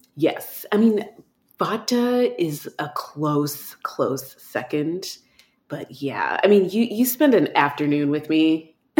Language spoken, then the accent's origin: English; Texas, United States; moved away; I grew up in Texas